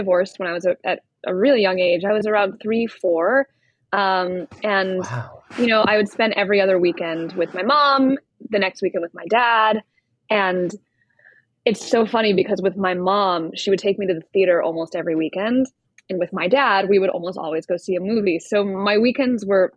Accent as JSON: {"language": "English", "town": "Winchester", "region": "Massachusetts", "country": "United States", "said": "I'm from Boston. Well, right outside Boston, Winchester, Mass"}